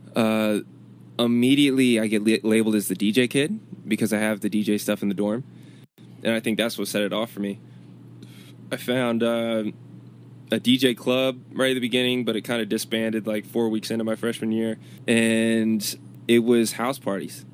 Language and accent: English; Chesapeake, Virginia, United States; moved away as an adult; also born or lived in Richmond, Virginia; Growing up in Chesapeake, it was cool, and I'm glad about where I was raised